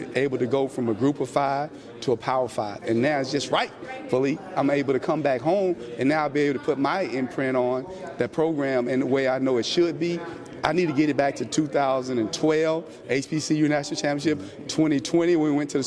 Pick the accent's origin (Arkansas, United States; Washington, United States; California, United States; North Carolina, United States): Arkansas, United States; Southeast; moved away as an adult; also born or lived in Kentucky / Florida; I'm from Southeast Arkansas, and it's home to me